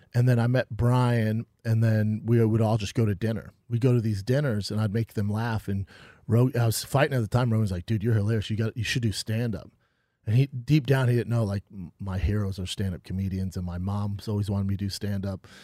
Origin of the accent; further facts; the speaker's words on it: Aurora, Colorado, United States; moved away as an adult; also born or lived in Denver; now in Los Angeles, United States; I'm from Aurora. It's a di, a little different part, you know, but it's, it's nice. It's a tougher area now